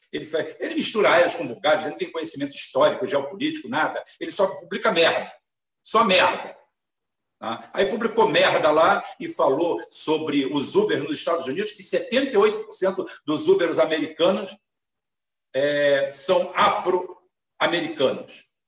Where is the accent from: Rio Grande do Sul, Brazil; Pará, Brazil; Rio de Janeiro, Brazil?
Rio de Janeiro, Brazil; Sou espanhol, sou galego, sou 100% branco, porque é uma característica minha, como poderia ser 100% negro, ou 50% ou isso, mas nasci aqui